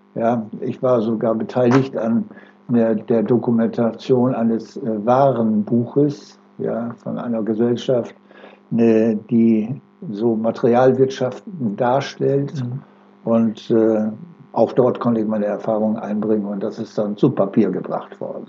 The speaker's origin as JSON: {"language": "German", "town": "Oldenburg", "region": "Lower Saxony", "country": "Germany", "tie": "born or raised there", "also_born_or_lived": "Delmenhorst", "moved": "yes", "said": "Ich bin geboren in Oldenburg 1938 und äh, mich hat es dann verschlagen von Oldenburg in den Bereich äh, nach Delmenhorst."}